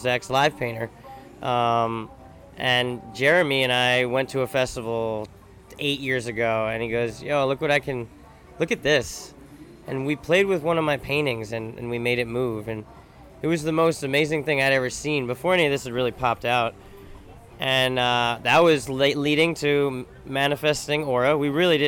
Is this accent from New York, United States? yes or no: yes; New York, United States; also born or lived in Florida; I grew up in New York